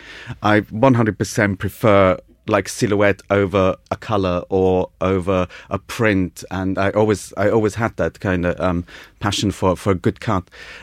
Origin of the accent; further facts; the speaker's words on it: United Kingdom; I'm a British student, so I obviously know what I'm doing. So this is a very new thing for them. Everyone else was Italian.